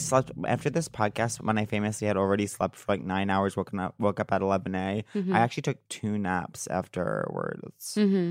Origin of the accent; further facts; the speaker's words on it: Long Island, New York, United States; I'm randomly from Long Island.